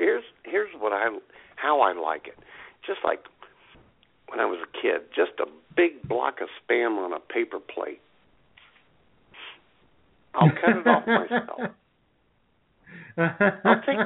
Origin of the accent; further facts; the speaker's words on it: United States; so they know I'm American.